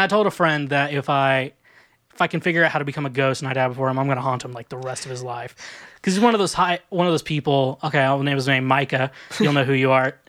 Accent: Kansas, United States; moved away; also born or lived in Kirksville, Missouri / Warrensburg, Missouri; I lived in Kansas for a majority of my life. Then I lived in two small towns in Missouri

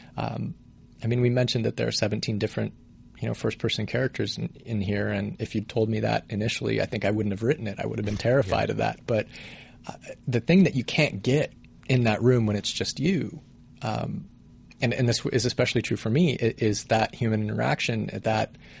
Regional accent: Colorado Springs, Colorado, United States; now in Los Angeles, United States; I'm from Colorado originally. I grew up in Colorado Springs

